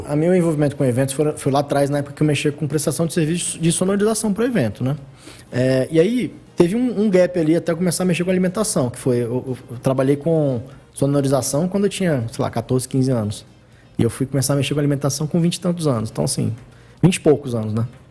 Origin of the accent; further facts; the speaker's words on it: Brasília, Federal District, Brazil; eu nasci no Guará. Nasci no Guará e depois que me mudei pra Asa Sul.